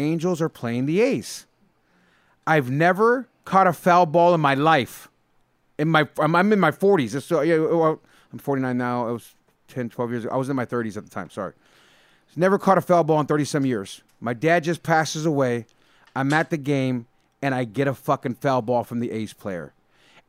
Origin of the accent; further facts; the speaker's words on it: San Jose, California, United States; I, as a kid, went to so many Oakland A's games growing up in the Bay Area